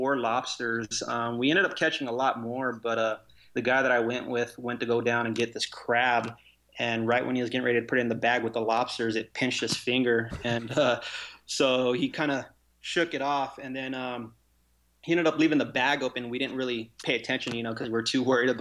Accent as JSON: {"language": "English", "town": "Las Vegas", "region": "Nevada", "country": "United States", "tie": "born or raised there", "said": "I was born and raised here in Vegas"}